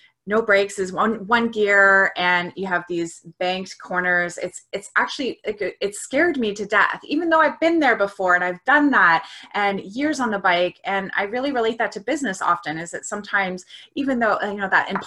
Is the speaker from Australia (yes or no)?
no; Canada; So I am a Canadian. I am a 42-year-old woman living outside of Toronto, Canada